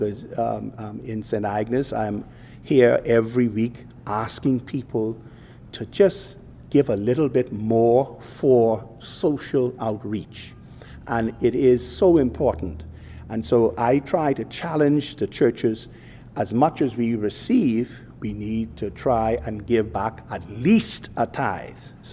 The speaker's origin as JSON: {"language": "English", "country": "Bahamas", "tie": "born or raised there", "said": "I grew up in the Bahamas of yesteryear"}